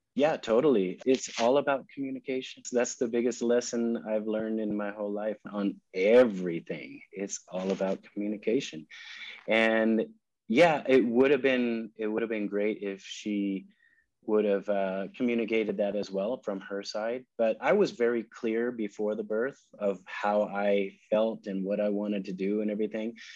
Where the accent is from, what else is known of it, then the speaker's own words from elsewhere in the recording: California, United States; moved away as an adult; also born or lived in Dallas / New York City; now in Bogota, Colombia; I'm originally from California